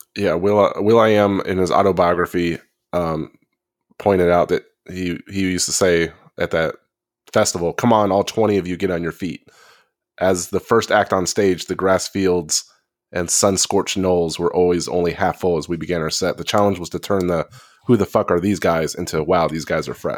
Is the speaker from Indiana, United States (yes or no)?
no; Texas, United States; I'm from the South, you know, I, I live in Texas